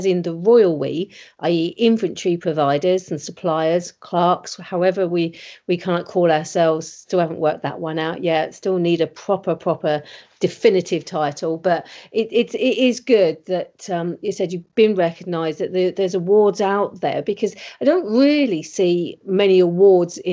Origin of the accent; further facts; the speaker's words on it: United Kingdom; We're British